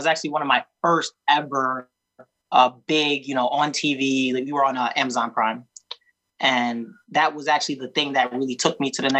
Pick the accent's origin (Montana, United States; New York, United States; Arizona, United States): New York, United States; I'm from New York